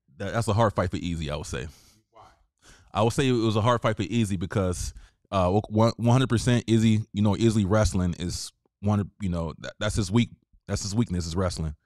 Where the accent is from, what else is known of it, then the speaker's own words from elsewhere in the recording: the South, United States; I'm from the South